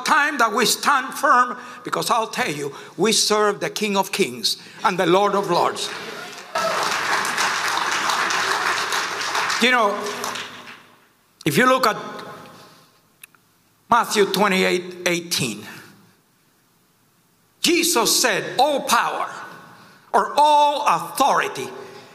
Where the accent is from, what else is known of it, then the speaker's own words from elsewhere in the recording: Cuba; now in United States; I came from Cuba. I've seen communism firsthand